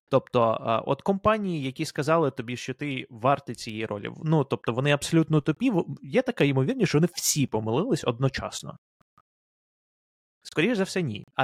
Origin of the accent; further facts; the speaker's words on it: Ukraine; коли я з України пройшов інтерв'ю в Амазон